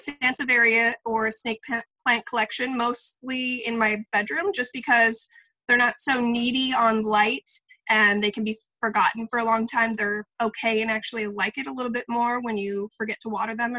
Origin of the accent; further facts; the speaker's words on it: California, United States; now in Minnesota, United States; I'm from California